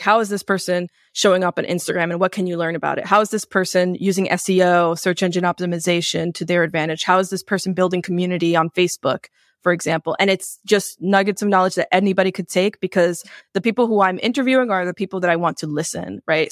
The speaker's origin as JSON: {"language": "English", "town": "New York City", "region": "New York", "country": "United States", "tie": "born or raised there", "said": "I grew up in New York City"}